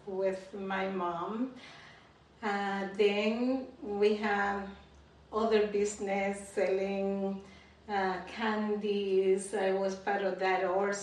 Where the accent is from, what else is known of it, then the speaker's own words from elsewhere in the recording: Santo Domingo, Dominican Republic; also born or lived in La Vega; I was born and raised in the Dominican Republic, a country that you also love